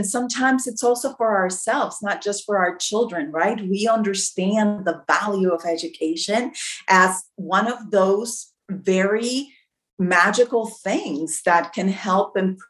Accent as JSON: {"language": "English", "country": "Mexico", "tie": "born or raised there", "also_born_or_lived": "United States", "said": "Well, I was born in Mexico. I am a bilingual, bicultural candidate. My father was an American. That's why I'm able to run, because I have dual citizenship. And I grew up half of my life in Mexico, half of my life in the United States."}